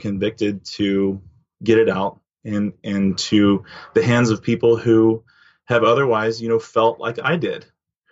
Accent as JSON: {"language": "English", "town": "Dallas", "region": "Texas", "country": "United States", "tie": "born or raised there", "said": "growing up in Texas, most everybody hunts"}